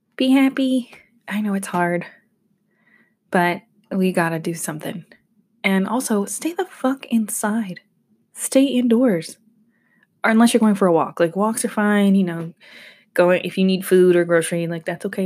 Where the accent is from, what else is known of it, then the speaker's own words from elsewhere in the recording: Georgia, United States; I'm from Georgia